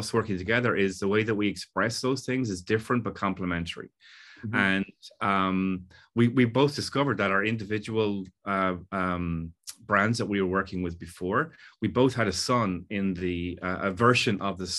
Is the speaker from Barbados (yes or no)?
no; Ireland; also born or lived in England; now in Los Angeles, United States; I was born in England to Irish parents and then moved to Ireland where I was considered English. And, you know, I've never felt fully either one. And now I'm living in Los Angeles